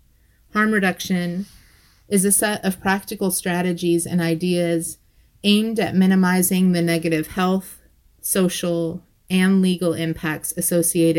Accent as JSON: {"language": "English", "region": "Ohio", "country": "United States", "tie": "born or raised there", "said": "my home state of Ohio"}